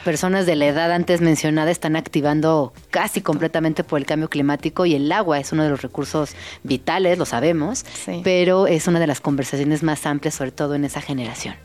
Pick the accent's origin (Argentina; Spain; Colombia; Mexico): Mexico; como mexicanos